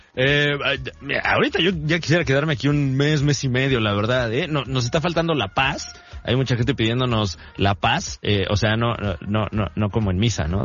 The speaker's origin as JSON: {"language": "Spanish", "region": "State of Mexico", "country": "Mexico", "said": "Yo vengo del Estado de México, que es posiblemente el peor de los 32 estados de la República."}